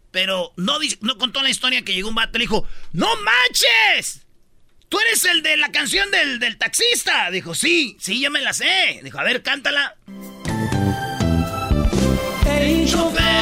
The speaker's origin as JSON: {"language": "Spanish", "country": "Mexico"}